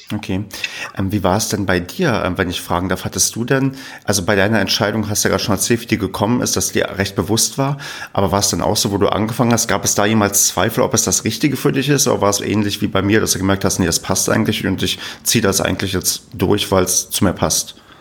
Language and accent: German; East Germany, Germany; Ich bin ähm, im Osten groß geworden, wie man so schon sagt. Also ich bin in der, auch noch in der ehemaligen DDR geboren